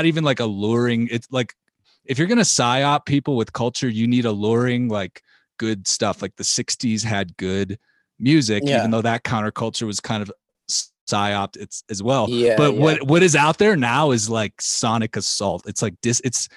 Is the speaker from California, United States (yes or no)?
no; Chicago, Illinois, United States; I'm from Chicago